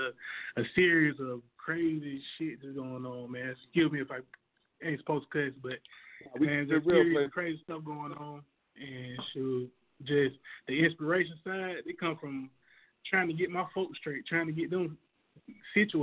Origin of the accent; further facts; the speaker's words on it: Montgomery, Alabama, United States; moved away as an adult; now in Atlanta, United States; I'm from Montgomery, Alabama. That's home for me